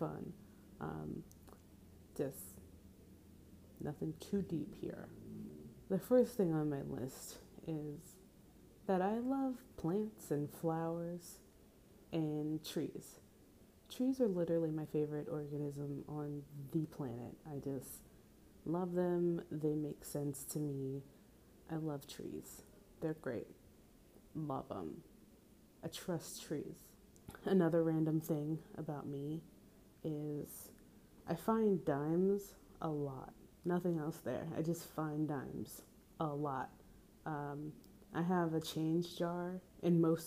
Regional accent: Central New Jersey, United States; now in Philadelphia, United States; I am from New Jersey, specifically Central New Jersey

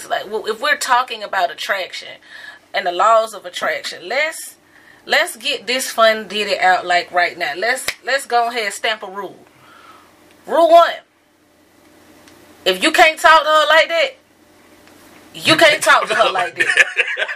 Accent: the South, United States; I'm from the South

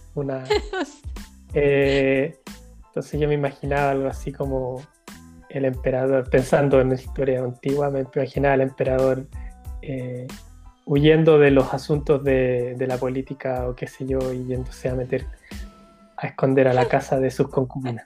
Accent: Chile

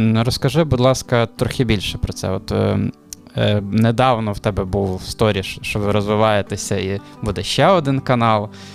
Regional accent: Khmelnytskyi, Khmelnytskyi Oblast, Ukraine; я з Хмельницького сам

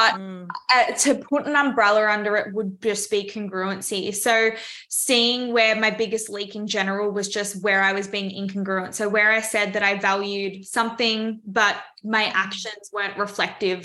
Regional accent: Melbourne, Victoria, Australia; I'm from Melbourne, Australia.

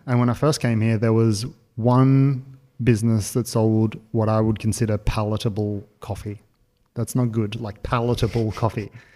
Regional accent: Australia; now in Berlin, Germany; being an Australian

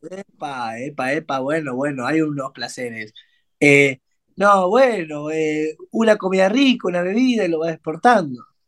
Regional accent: Argentina; Nosotros somos argentinos

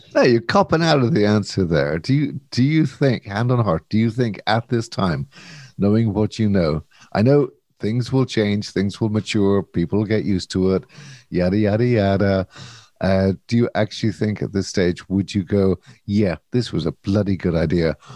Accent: Ireland; as an Irish person

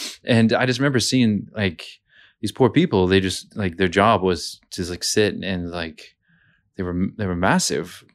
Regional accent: Montana, United States; now in Brisbane, Australia; I'm from Montana in the U S

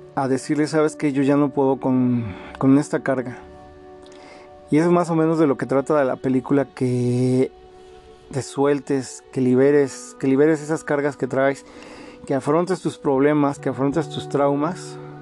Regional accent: Mexico; como mexicanos

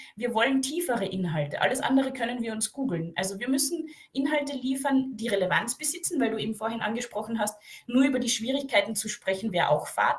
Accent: Carinthia, Austria; ich bin aus dem Süden Österreichs

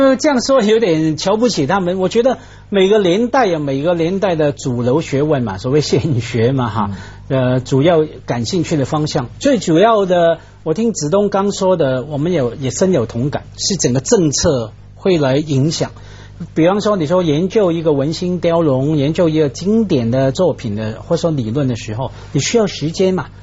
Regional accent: Hong Kong; moved away as an adult; also born or lived in Taiwan / Chicago, United States; 我们在香港长大

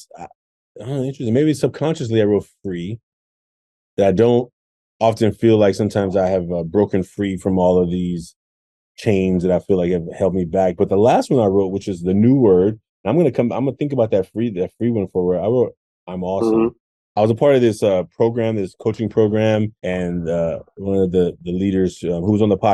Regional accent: Oakland, California, United States; I grew up in Oakland

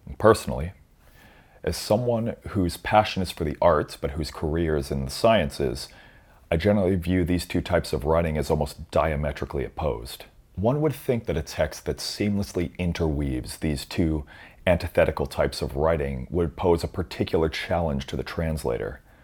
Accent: Canada; Being Canadian, I have a loose command of French

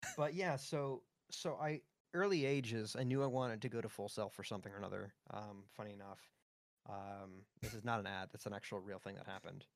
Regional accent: Pembroke Pines, Florida, United States; moved away; I grew up in F, in Pembroke Pines, Florida. It's just north of Miami

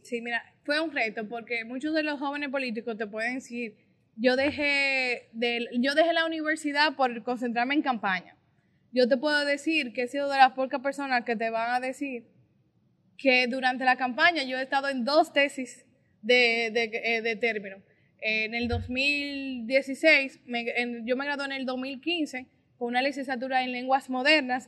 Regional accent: Puñal, Santiago, Dominican Republic; soy de un municipio pequeño de Santiago, del municipio de Puñal. Ahí inicié mi vida estudiantil, política

